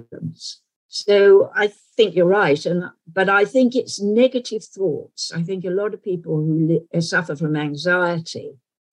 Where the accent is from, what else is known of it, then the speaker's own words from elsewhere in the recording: London, United Kingdom; accent: London accent; my natural accent would be sort of London accent